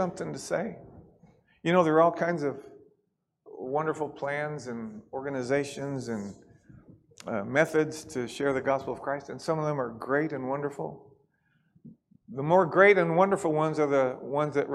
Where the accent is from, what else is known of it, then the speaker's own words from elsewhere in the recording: Kentucky, United States; we're from Kentucky